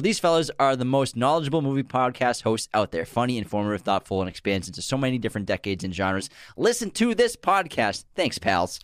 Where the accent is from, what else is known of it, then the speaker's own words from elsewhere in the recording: Massachusetts, United States; growing up in New England and Massachusetts